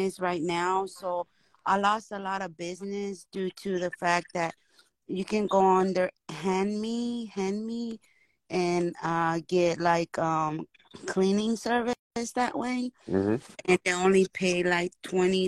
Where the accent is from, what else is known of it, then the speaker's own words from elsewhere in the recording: Spain; moved away as an adult; now in Dallas, United States; I'm from Spain. We've been here not too long